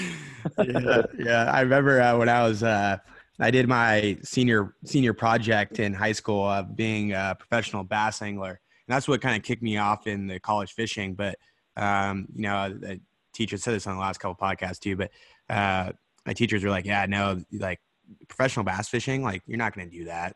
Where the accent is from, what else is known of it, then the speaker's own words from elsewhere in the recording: Idaho, United States; now in Scottsdale, United States; I'm from Idaho.